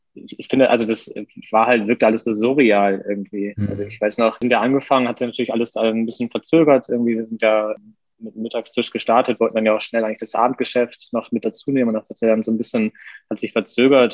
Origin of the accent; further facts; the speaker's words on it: Westerstede, Lower Saxony, Germany; moved away as an adult; now in Hamburg, Germany; auch aufgewachsen im Norden, bin mit 18 nach meiner Kochausbildung nach Hamburg gezogen, komme ursprünglich aus Niedersachsen, aus einer Kleinstadt namens Westerstede